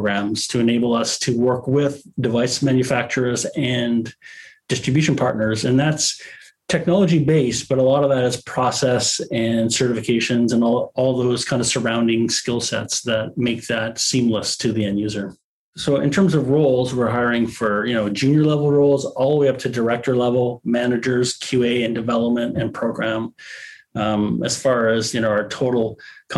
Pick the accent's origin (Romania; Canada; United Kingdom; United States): Canada; as a Canadian